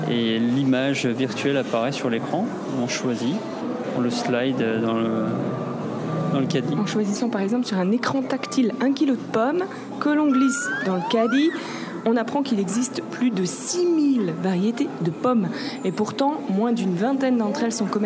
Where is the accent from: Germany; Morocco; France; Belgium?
Germany; On est entré parce qu'on est allemand en fait, c'est pour ça.